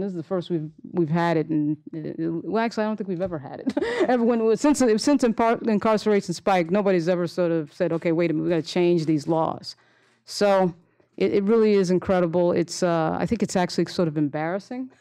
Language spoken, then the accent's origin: English; Long Island, New York, United States; I grew up on Long Island.